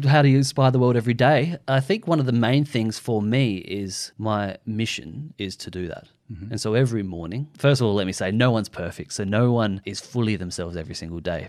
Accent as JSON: {"language": "English", "town": "Adelaide", "region": "South Australia", "country": "Australia", "said": "We're from Adelaide"}